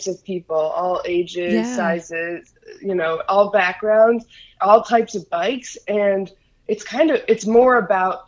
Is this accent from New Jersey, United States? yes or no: no; Illinois, United States; moved away; also born or lived in Salt Lake City, Utah; I'm from the Midwest originally. I'm from Illinois.